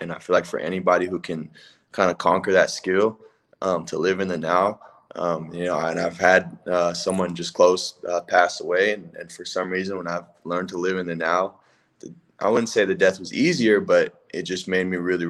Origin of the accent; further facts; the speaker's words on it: West Coast, United States; I grew up on the West Coast too.